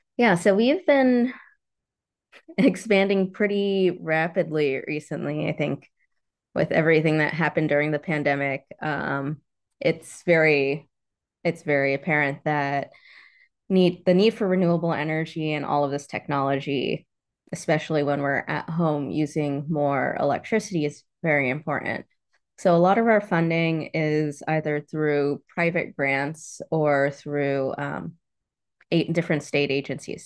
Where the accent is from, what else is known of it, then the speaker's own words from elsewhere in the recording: New York, United States; moved away; also born or lived in Florida; I grew up in New York. I was born in New York, but, uh, my family's from the Caribbean